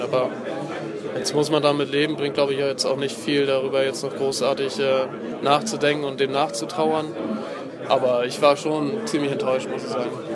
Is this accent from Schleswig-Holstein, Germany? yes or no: yes; Kiel, Schleswig-Holstein, Germany; ich bin jetzt, glaube ich, der erste Kieler